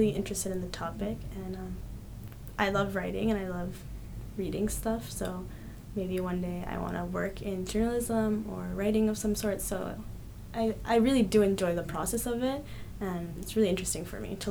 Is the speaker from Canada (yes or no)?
yes; Canada; also born or lived in Colombia; I was born in Colombia, but I grew up in Canada